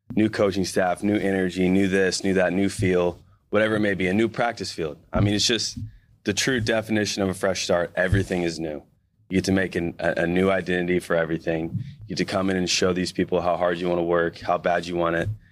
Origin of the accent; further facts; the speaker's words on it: Missouri, United States; moved away as an adult; now in Seattle, United States; being a, a Midwestern guy, you know, U S C is, like, massive to you when you're a kid growing up in Missouri